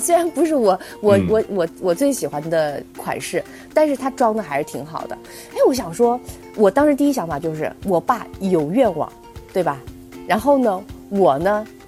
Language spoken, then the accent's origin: Chinese; Anhui, China; now in Beijing, China; 我这安徽人